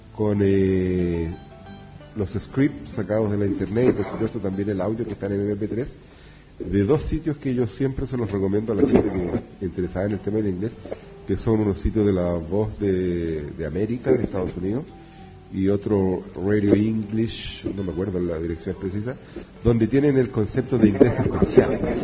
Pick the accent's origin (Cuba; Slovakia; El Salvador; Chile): Chile; en mi país